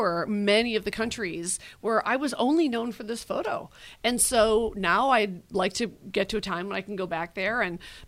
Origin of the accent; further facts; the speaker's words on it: United States; accent: American; your American accent